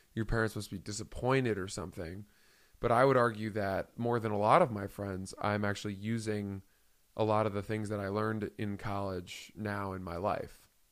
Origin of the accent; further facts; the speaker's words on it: Maine, United States; I grew up in Maine.